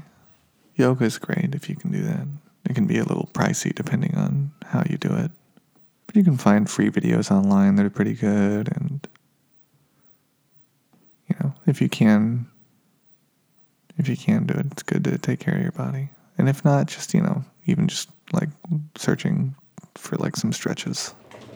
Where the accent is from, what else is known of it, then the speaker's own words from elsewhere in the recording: Nevada, United States; now in California, United States; I grew up in Nevada